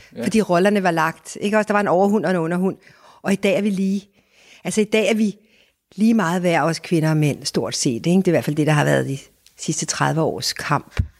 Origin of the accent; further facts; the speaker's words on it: Denmark; vi danskere